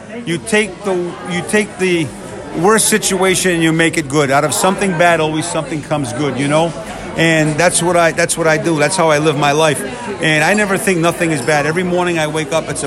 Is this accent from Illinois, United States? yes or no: no; Rhode Island, United States; now in Las Vegas, United States; I'm from Rhode Island